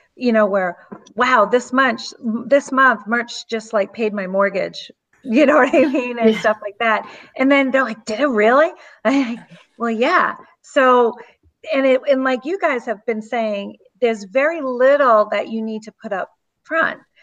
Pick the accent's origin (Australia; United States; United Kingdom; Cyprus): United States; Southeast Massachusetts; I'm from Southeast Massachusetts, if you can't tell by my accent